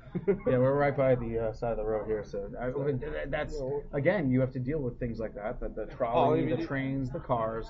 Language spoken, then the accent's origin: English; New York, United States; I'm from New York, and I must agree.